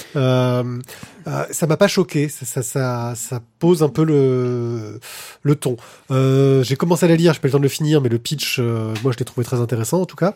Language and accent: French; Corsica, France; moved away; j'ai grandi en Corse